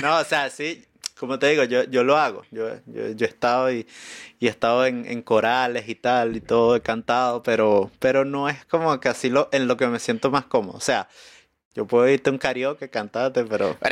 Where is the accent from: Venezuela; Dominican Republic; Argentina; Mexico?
Venezuela; moved away as an adult; now in Chile; allá en Venezuela, eh, mi familia era de un pueblo en Oriente